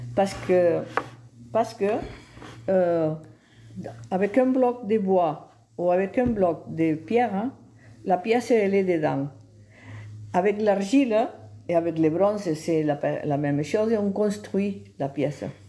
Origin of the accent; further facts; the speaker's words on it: Val d'Aran, Catalonia, Spain; French is a second language; moved away as an adult; also born or lived in Pallars / Tarragona; je suis née au Val d'Aran. Euh, et j'ai fait ma, mon infantesse là. Je suis restée là jusqu'à que je me suis mariée